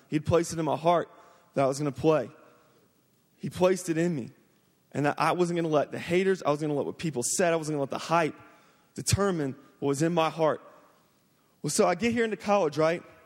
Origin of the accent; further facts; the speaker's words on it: Jacksonville, Florida, United States; I'm from Jacksonville, Florida. Um, I grew up playing football, man, since I was the age of four. I just, and it's the culture there in Florida